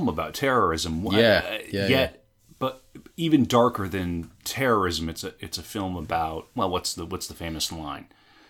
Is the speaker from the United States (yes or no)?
yes; United States; at least as an American